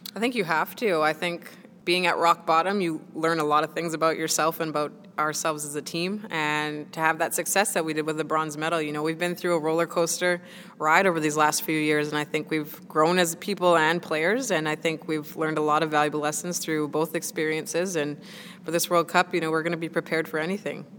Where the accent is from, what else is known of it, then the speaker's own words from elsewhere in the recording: Winnipeg, Manitoba, Canada; moved away as an adult; now in Nottingham, United Kingdom; playing in the NWSL is my first time uh, leaving my hometown of Winnipeg